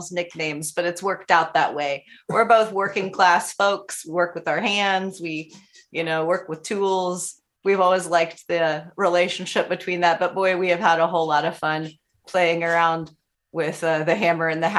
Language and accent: English; Carroll County, Indiana, United States; also born or lived in Monroe/Brown County line, Indiana; I'm originally from Carroll County, Indiana, and I moved down to the Monroe Brown County line 22 years ago now.